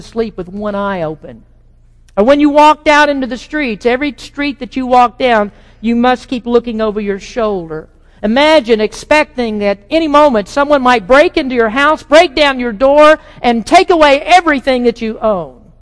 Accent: United States; we, as American evangelical Christians

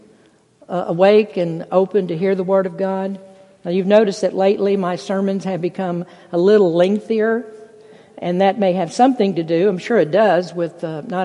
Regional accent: United States; to be an American, to live in this country

